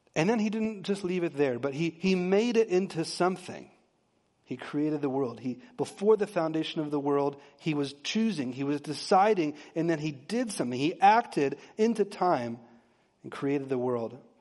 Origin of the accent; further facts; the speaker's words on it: Texas, United States; I'm from Texas, and I married a P A, central P A girl